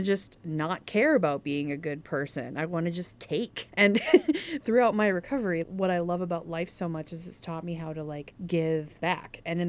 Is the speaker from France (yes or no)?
no; England, United Kingdom; Okay, I'm an English person.